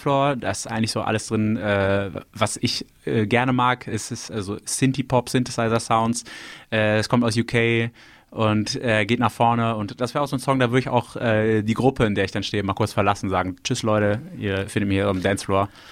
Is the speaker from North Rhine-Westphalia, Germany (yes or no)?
yes; Düsseldorf, North Rhine-Westphalia, Germany; Ich wurde in Düsseldorf geboren